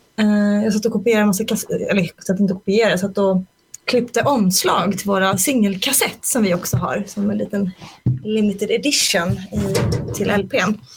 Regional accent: Småland, Sweden; moved away as an adult; now in Stockholm, Sweden; jag är från Småland från början, så flyttade jag till Stockholm 2002

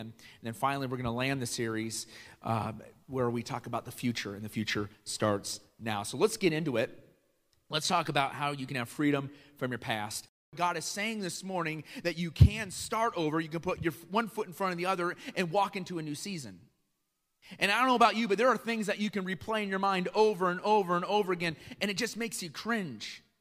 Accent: Iowa, United States; also born or lived in Chicago; now in Kenosha, United States; I didn't grow up in Kenosha. I grew up in Iowa

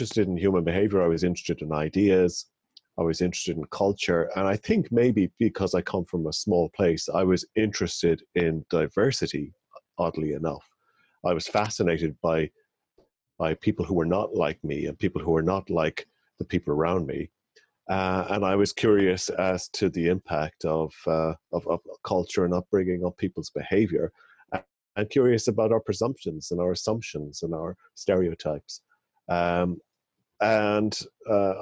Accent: Ireland; So I'm from Ireland, and I was born and raised in Ireland

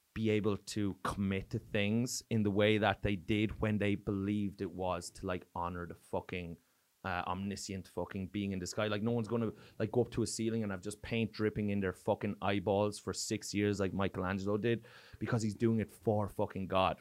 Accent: Ireland; accent: Irish; moved away as an adult; now in Oslo, Norway; growing up in Ireland

